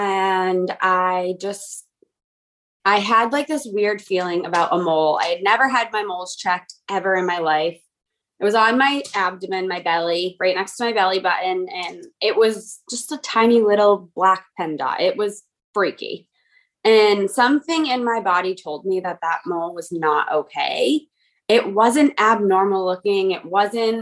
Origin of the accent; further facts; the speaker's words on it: Webster, Massachusetts, United States; moved away as an adult; now in Sutton, United States; I'm from Webster, Massachusetts. I've lived in Sutton, Mass. For the last almost 4 years